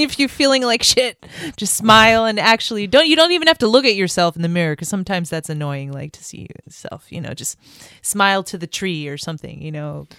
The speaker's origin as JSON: {"language": "English", "country": "France", "tie": "born or raised there", "moved": "yes", "said": "I grew up in France"}